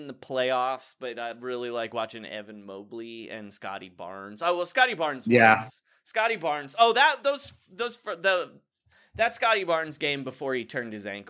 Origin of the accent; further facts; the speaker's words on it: New York City, New York, United States; I'm from New York.